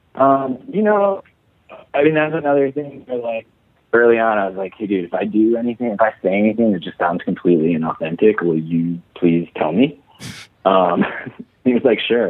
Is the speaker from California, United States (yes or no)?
no; Chicago, Illinois, United States; moved away as an adult; I grew up in Chicago, but when I went to college, I had to kind of shake my accent and then but whenever I go home, I start slipping back into it